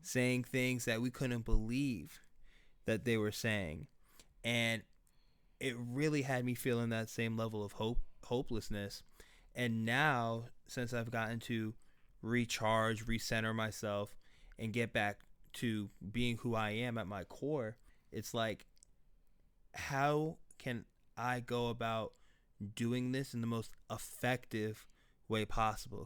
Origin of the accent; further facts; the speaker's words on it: Weston, Florida, United States; I grew up in Weston, Florida, uh, West Broward County